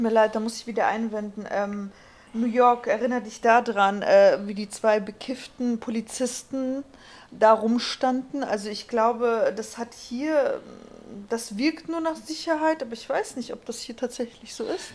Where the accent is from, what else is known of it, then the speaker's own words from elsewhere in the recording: Germany; bei uns in Deutschland